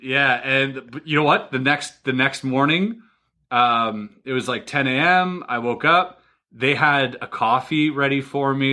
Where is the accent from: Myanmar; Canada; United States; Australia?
Canada; I'm Canadian.